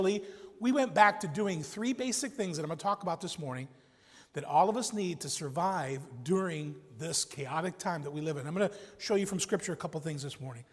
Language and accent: English; Chicago, Illinois, United States; I grew up in South Chicago